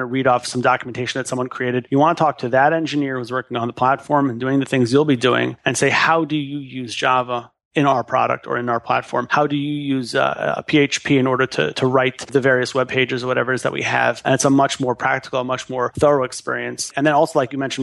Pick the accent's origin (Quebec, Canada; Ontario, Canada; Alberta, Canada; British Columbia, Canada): Quebec, Canada; Montreal; moved away as an adult; also born or lived in Far Rockaway, New York; born and raised in Montreal, Canada